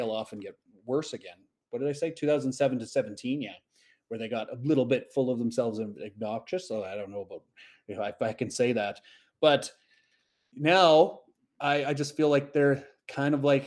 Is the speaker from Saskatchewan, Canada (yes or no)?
yes; Saskatchewan, Canada; moved away; When I grew up in Saskatchewan many, many years ago